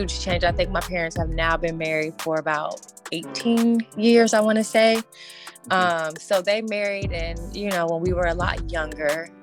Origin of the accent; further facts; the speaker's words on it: Indianapolis, Indiana, United States; I am from Indianapolis, Indiana, Midwest.